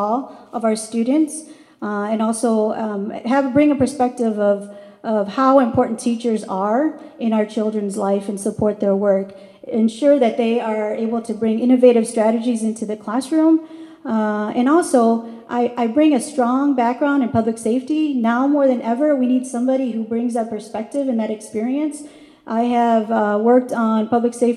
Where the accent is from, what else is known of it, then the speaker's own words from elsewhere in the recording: Madison, Wisconsin, United States; I grew up in Madison, Wisconsin, longtime resident.